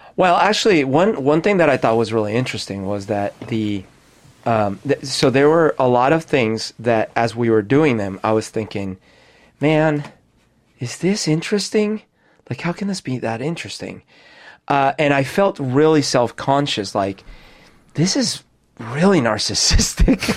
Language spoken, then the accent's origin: English; Colombia; also born or lived in Florida; now in United States; when I was growing up in Colombia